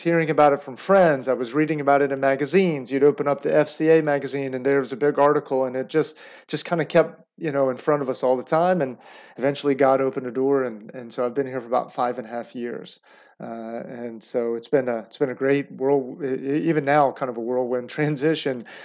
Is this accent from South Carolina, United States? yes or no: no; Roanoke, Virginia, United States; I grew up in Roanoke, Virginia